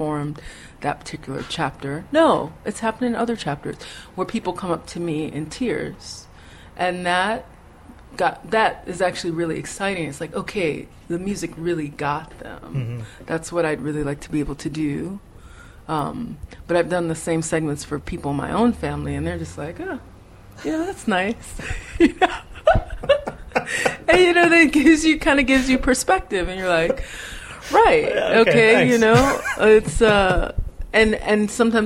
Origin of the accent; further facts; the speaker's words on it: Chicago, Illinois, United States; moved away; I was born in Cook County Hospital, and that my parents are both really hardcore Chicago people